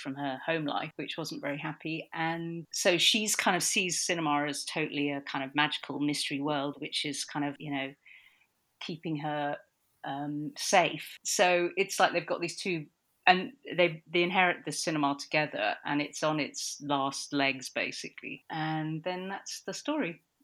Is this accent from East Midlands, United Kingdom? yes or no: no; London, United Kingdom; I grew up in Notting Hill. I was actually born in a little two-bedroom flat in Notting Hill